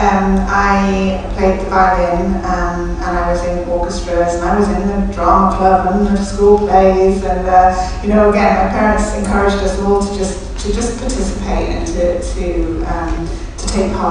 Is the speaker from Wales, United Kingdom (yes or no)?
yes; Wales, United Kingdom; we come from Wales, we're surrounded by storytellers all the time, right, it's in, it's in our blood